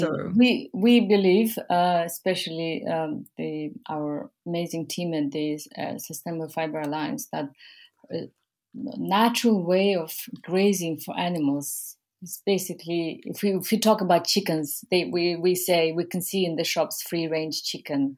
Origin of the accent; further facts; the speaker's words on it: Mongolia; moved away; I am from Mongolia. I grew up in Mongolia. Um, I was born there